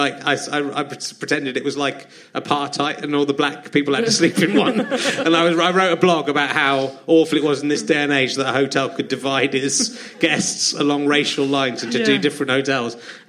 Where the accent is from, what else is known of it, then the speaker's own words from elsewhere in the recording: West Country, South West England, United Kingdom; Because I'm from the West Country.